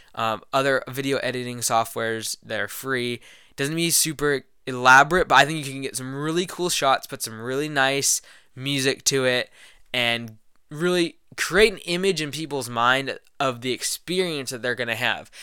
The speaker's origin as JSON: {"language": "English", "town": "Louisville", "region": "Kentucky", "country": "United States", "tie": "born or raised there", "said": "I was born in Louisville, Kentucky."}